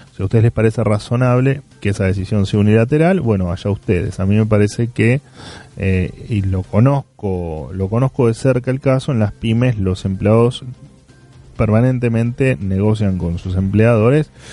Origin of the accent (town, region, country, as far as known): Argentina